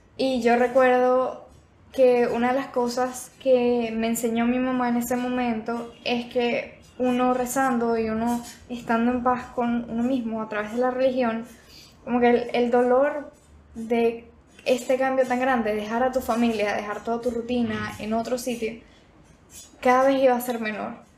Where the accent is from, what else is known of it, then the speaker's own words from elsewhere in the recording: Venezuela; moved away; yo nací en Venezuela, por eso es que tengo un acento diferente